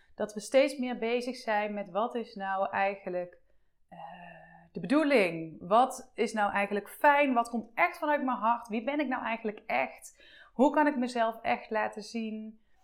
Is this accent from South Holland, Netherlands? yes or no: no; Eindhoven, North Brabant, Netherlands; ik kom uit Eindhoven, hè, dus opnieuw uit de buurt van Eindhoven.